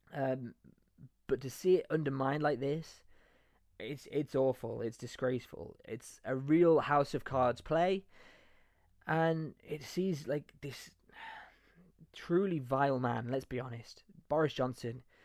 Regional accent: Leicester, East Midlands, United Kingdom; moved away as an adult; also born or lived in Nottingham; now in Spain; I'm from Nottingham, but well, I grew up in Leicester actually

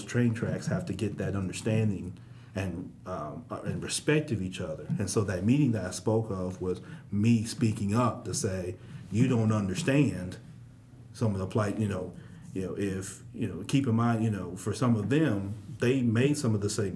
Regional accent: Memphis, Tennessee, United States; also born or lived in Germantown, Tennessee; I grew up in Orange Mound, and I went to school in Germantown at different points

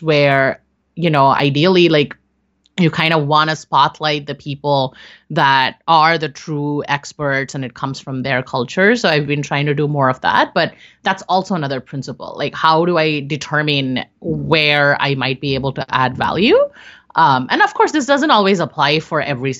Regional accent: India; I'm Indian

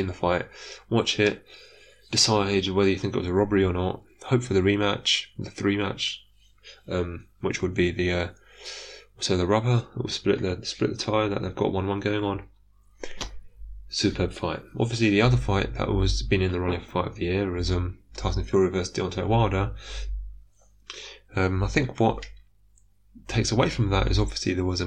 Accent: United Kingdom; accent: British; I am taking a notably British slant. Listen to my accent.

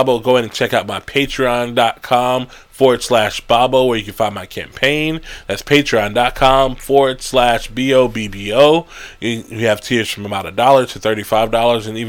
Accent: United States; I'm African American

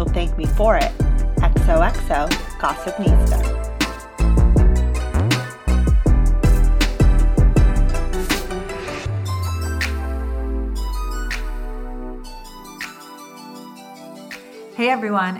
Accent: Southern California, United States; now in New York, United States; I'm from Southern

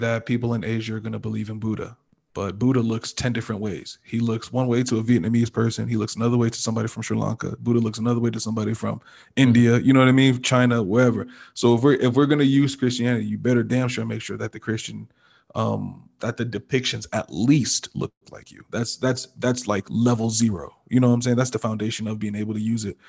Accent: Nigeria; as a Nigerian person

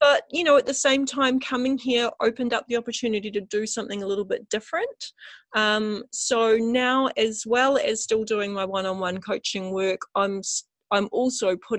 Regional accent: Christchurch, Canterbury, New Zealand; I'm from New Zealand, and specifically I'm from a place called Christchurch

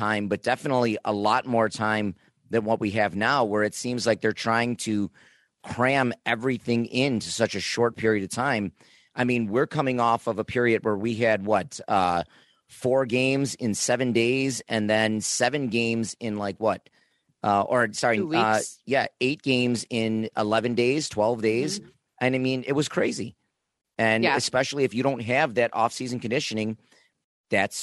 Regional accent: Niagara Falls, New York, United States; I myself came from Niagara Falls

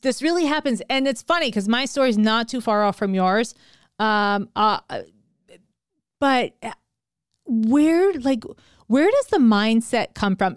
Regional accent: New York, United States; me being a New Yorker

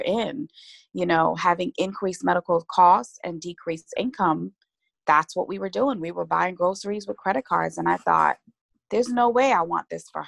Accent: Guyana; moved away; as a little girl, growing up in Guyana, I grew up being the last of 10 children

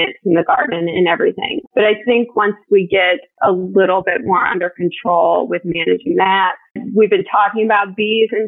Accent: Ohio, United States; also born or lived in Raleigh-Durham area, North Carolina; now in North Carolina, United States; I grew up in Ohio

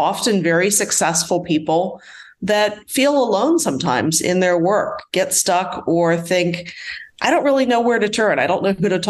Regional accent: Washington, D.C., Mid-Atlantic, United States; now in Atlanta, United States; I'm originally from the Mid-Atlantic area of the United States, Washington, D.C. metro area

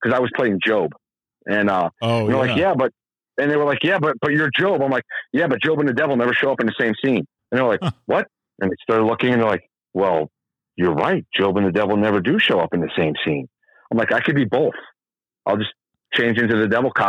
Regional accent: North Adams, Massachusetts, United States; I was born in North Adams, Massachusetts

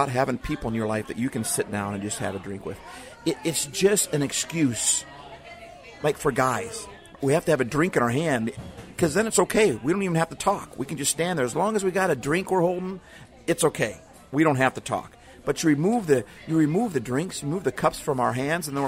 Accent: Midwest, United States; moved away as an adult; now in Seattle, United States; I grew up in the Midwest

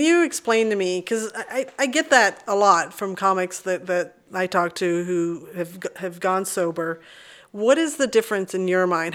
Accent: Texas, United States; when I was seven is when we moved to Texas

